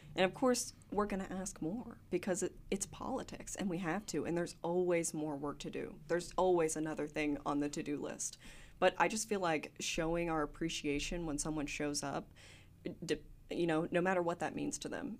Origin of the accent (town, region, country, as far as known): Gravette, Arkansas, United States; born or raised there; also born or lived in Hope, Arkansas / Smackover, Arkansas